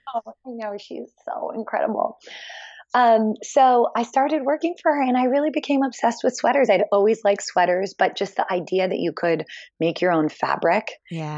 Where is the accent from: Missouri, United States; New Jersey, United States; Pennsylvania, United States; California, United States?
Pennsylvania, United States; Philadelphia; moved away as an adult; also born or lived in Hong Kong; I grew up in Philly